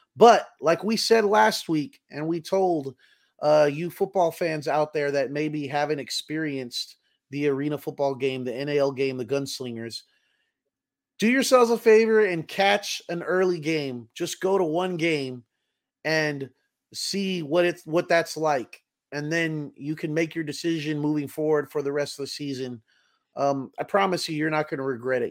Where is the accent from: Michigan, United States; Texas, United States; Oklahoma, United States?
Texas, United States